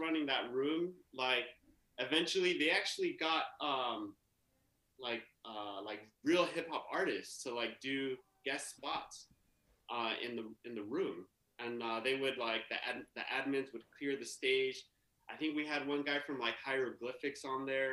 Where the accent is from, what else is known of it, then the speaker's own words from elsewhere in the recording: San Pablo, California, United States; also born or lived in Oakland, California / Germany; I grew up in the East Bay. Grew up in San Pablo, California